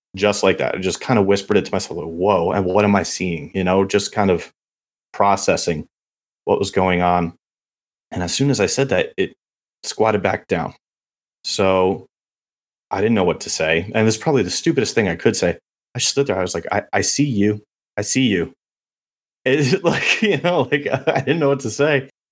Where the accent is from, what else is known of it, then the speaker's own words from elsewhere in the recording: Beacon, New York, United States; moved away as an adult; now in Texas, United States; I grew up in Beacon, New York, about an hour north of New York City